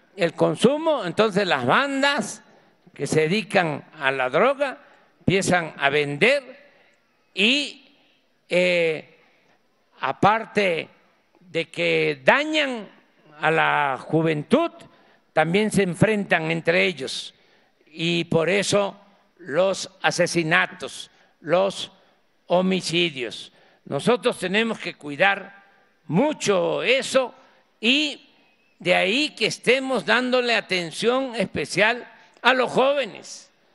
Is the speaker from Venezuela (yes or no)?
no; Mexico; Así somos los mexicanos